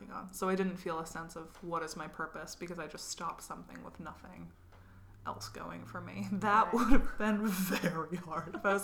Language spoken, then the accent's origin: English; Burlington, Vermont, United States; moved away as an adult; also born or lived in Massachusetts / Hawaii; now in Chicago, United States; I grew up in Burlington, Vermont, and went to Smith College with you